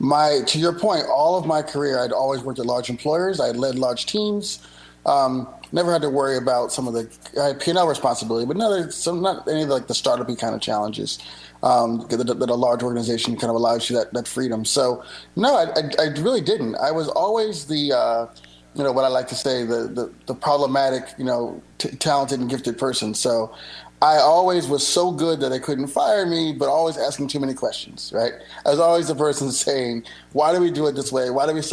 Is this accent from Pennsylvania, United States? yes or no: yes; Philadelphia, Pennsylvania, United States; moved away as an adult; also born or lived in California; now in Miami, United States; I'm originally from Philadelphia, Pennsylvania, so I'm a Northeast guy. I moved to Miami for about a year before moving to California to work at Apple.